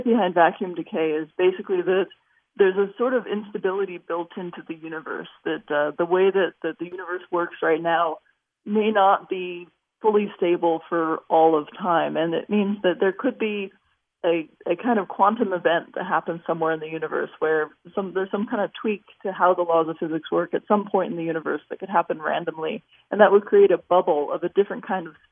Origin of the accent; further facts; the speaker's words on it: Los Angeles, California, United States; I grew up in Los Angeles